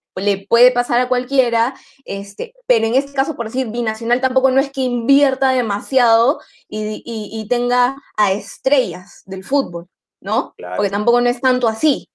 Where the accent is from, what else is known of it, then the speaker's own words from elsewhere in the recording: Peru; yo como peruana